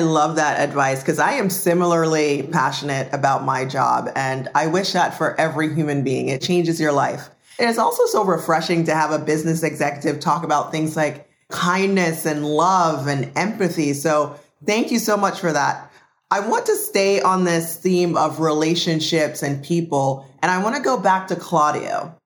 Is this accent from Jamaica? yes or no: yes; Jamaica; moved away; I was born and raised in Jamaica